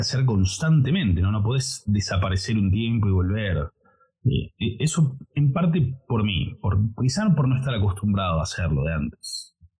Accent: Buenos Aires, Argentina; soy de Argentina, de Buenos Aires

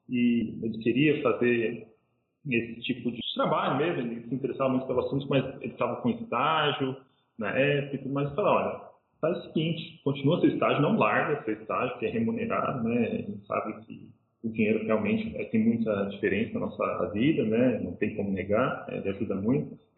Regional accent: São Paulo, Brazil; eu vim de São Paulo, quem teve a oportunidade de comer pizza talvez saiba o que estou falando

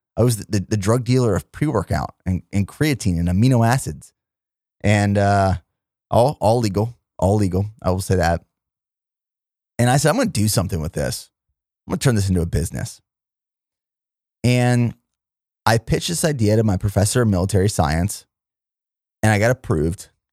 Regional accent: Pennsylvania, United States; moved away as an adult; also born or lived in Indiana, Pennsylvania / Fort Benning, Georgia / Fort Hood, Texas / South Korea; my hometown of Plumire, Pennsylvania

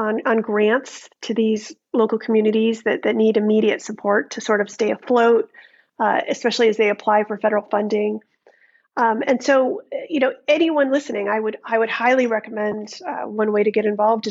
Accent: United States; as a teen growing up in America

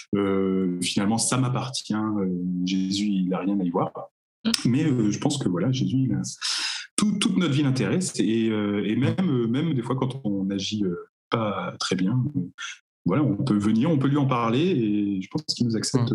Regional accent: Cherbourg, Normandy, France; je viens de Cherbourg.

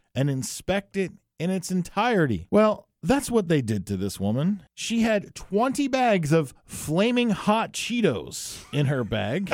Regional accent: New Jersey, United States; my home state of New Jersey

